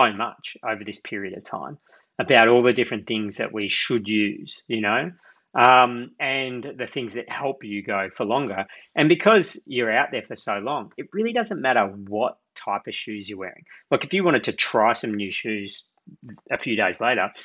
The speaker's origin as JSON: {"language": "English", "town": "Belgrave", "region": "Victoria", "country": "Australia", "tie": "born or raised there", "said": "I grew up in Belgrave in the east of Melbourne"}